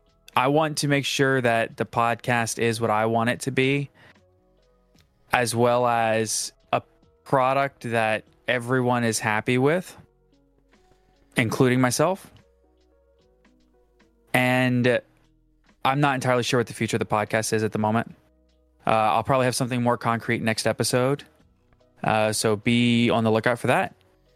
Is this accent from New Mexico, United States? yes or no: no; New Orleans, Louisiana, United States; Listen, I grew up in New Orleans.